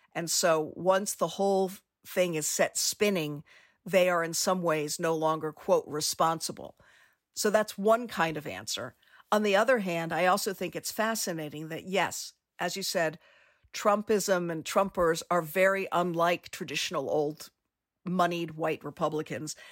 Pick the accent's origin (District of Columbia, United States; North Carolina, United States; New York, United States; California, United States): District of Columbia, United States; Washington; moved away; I grew up in Washington, D.C.